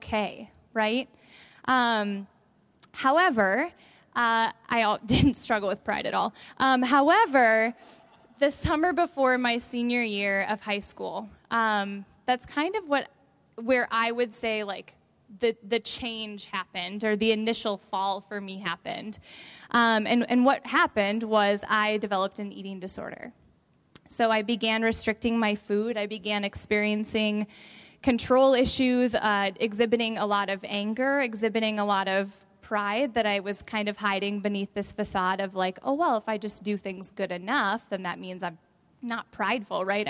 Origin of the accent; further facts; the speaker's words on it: Evansville, Wisconsin, United States; I grew up in Evansville, Wisconsin